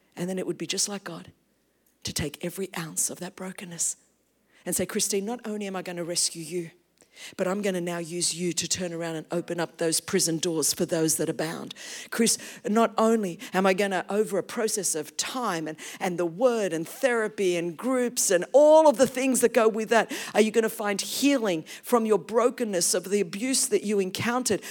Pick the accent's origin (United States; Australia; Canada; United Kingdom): Australia; English is a second language; we grew up as Greek in a very, very Australian culture